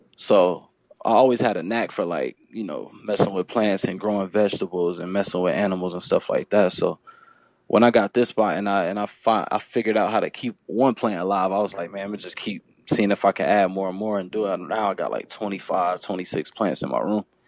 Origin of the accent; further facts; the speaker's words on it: Fayetteville, North Carolina, United States; I'm from Fayetteville, North Carolina